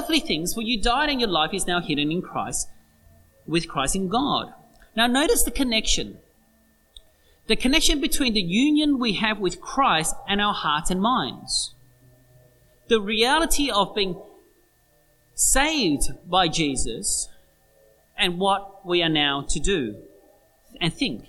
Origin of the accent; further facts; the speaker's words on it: Australia; that's who we are, Australians